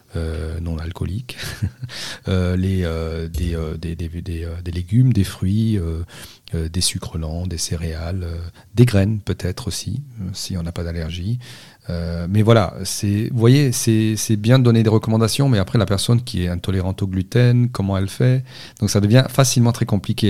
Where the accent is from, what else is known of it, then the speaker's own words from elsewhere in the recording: Corsica, France; Je suis né en Corse et grandi en Corse